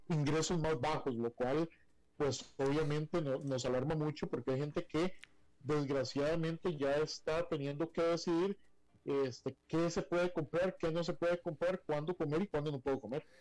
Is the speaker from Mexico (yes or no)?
no; Costa Rica